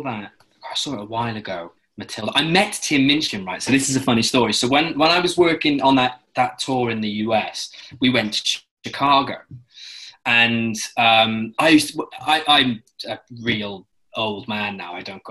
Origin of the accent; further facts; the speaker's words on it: London, United Kingdom; I said, oh, I'm doing a play. I'm doing a play. I'm here from London.